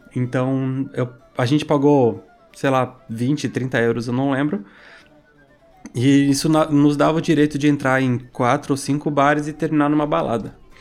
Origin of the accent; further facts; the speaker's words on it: Brazil; sou brasileiro, mas tô fugindo da polícia em Paris.